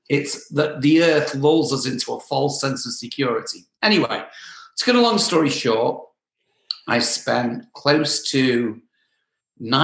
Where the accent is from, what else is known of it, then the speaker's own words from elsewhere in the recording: England, United Kingdom; moved away as an adult; also born or lived in Southern California; now in Los Angeles, United States; I'm from England